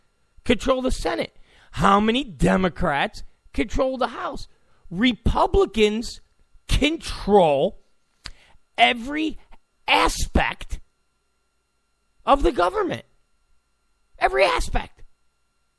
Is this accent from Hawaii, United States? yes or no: no; California, United States; I'm from California